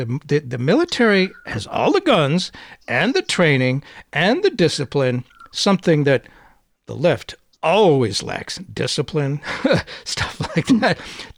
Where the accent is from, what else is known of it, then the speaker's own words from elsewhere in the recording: United States; being an American